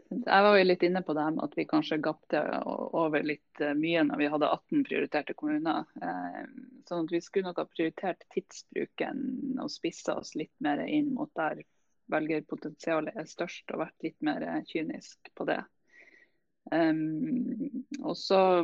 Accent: Nordland, Norway; som nordlending

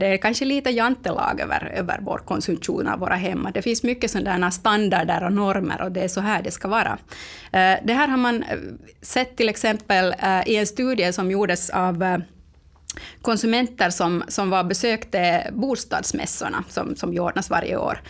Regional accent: Finland; vi finländare

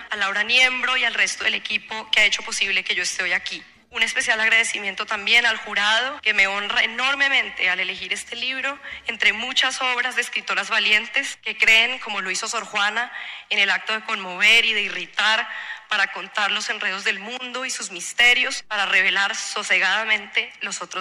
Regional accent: Colombia; now in United States; los bosques en los que crecí en Colombia y en los que ahora vivo en Estados Unidos

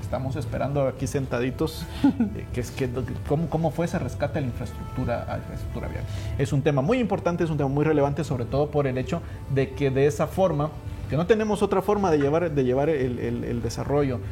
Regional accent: Guatemala; como Guatemala, como guatemaltecos y como país

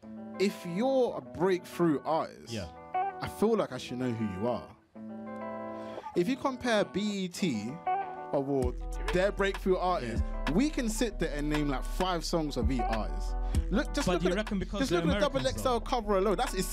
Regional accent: Morley, Yorkshire and the Humber, United Kingdom; I mean, I'm from Morley, isn't it? £2 chicken. That's how I survived.

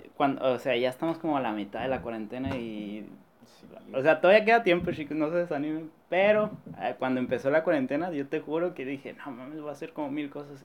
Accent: La Paz, Baja California Sur, Mexico; somos de La Paz

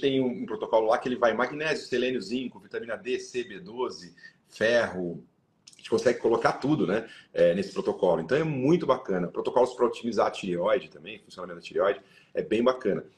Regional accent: Sorocaba, São Paulo, Brazil; A gente ia do interior, né? Sou de Sorocaba

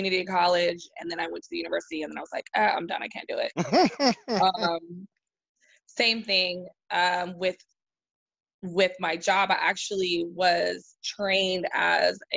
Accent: San Diego, California, United States; moved away as an adult; I am from San Diego, California

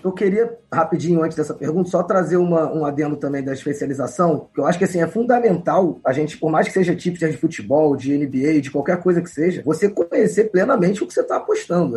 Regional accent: Rio de Janeiro, Brazil; sou aqui do Rio de Janeiro

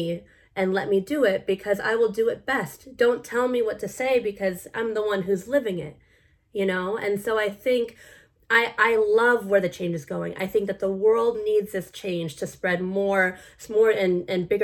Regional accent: United States; I'm full Filipino, but born in America

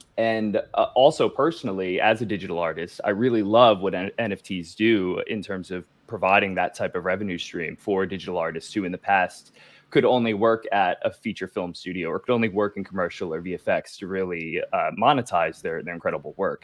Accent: New Jersey, United States; moved away as an adult; also born or lived in Los Angeles / Miami, Florida; now in Florida, United States; I'm from New Jersey originally

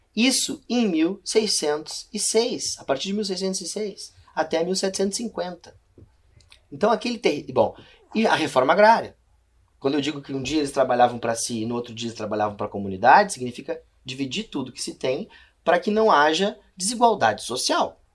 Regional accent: Bagé, Rio Grande do Sul, Brazil; Eu sou gaúcho, né? Nasci numa cidade chamada Bagé, no interior do Rio Grande do Sul

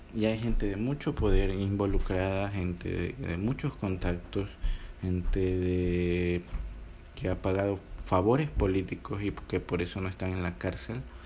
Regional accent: Ecuador; mi país

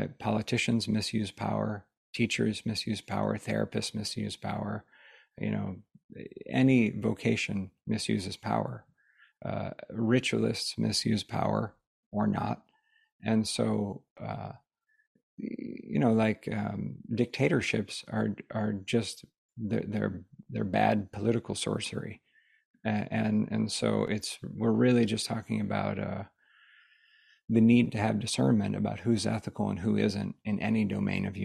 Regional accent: United States; growing up in the United States

